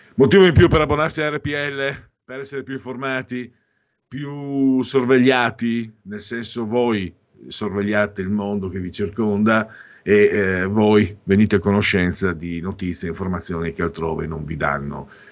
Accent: Friuli-Venezia Giulia, Italy; io vengo dal Friuli

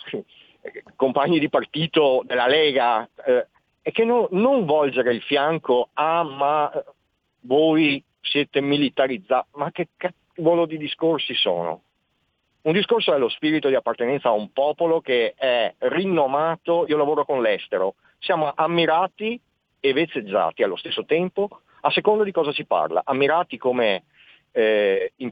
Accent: Veneto, Italy; Ho avuto la fortuna di essere stato inquadrato tra gli alpini e ho conosciuto un mondo nuovo, pur essendo veneto eh, per me era un mondo distante fino al momento di partire.

